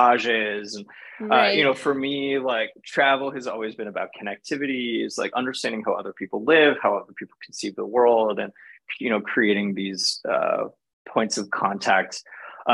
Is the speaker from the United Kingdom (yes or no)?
no; Canada; moved away as an adult; also born or lived in Paris, France; I grew up in Canada